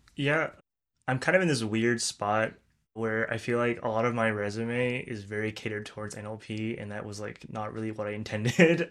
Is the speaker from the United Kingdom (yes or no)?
no; Turkey; moved away as an adult; also born or lived in Illinois, United States; now in San Francisco, United States; worked back home in Turkey for two years